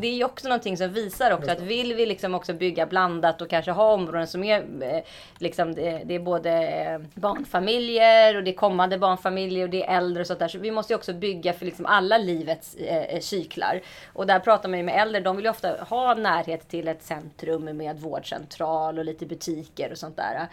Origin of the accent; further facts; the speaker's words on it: Stockholm, Stockholm County, Sweden; jag är ju född och uppvuxen i eh, Stockholm eh, och omnejd